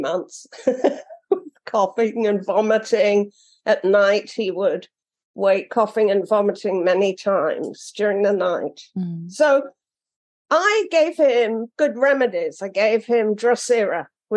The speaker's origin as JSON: {"language": "English", "region": "London", "country": "United Kingdom", "moved": "yes", "lives_now": "Florida, United States", "said": "I'm British and a Londoner"}